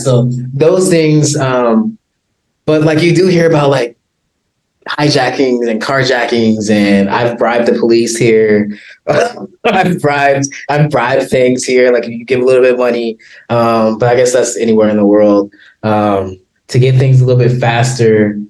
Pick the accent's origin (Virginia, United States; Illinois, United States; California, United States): California, United States; Compton; But I'm like, I'm from Compton. I grew up.